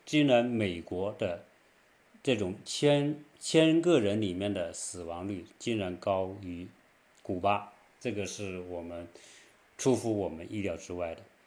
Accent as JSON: {"language": "Chinese", "country": "China", "moved": "yes", "lives_now": "United States", "said": "我们中国人"}